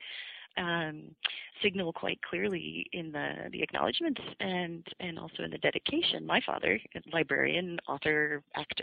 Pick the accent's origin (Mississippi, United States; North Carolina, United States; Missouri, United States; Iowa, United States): Missouri, United States; Kansas City; moved away; I'm from the Missouri side